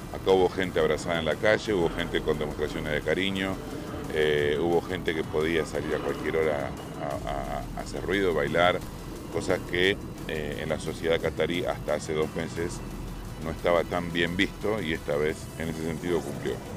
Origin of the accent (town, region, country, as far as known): Argentina